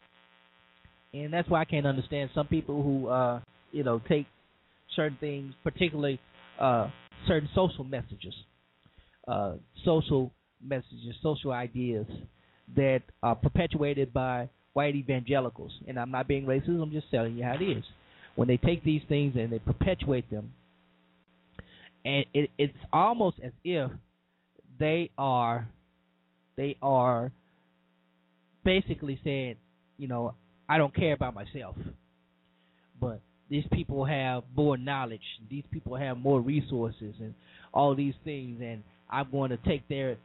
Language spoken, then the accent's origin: English; Cajun, Louisiana, United States; I'm a Southern boy. I'm a Cajun man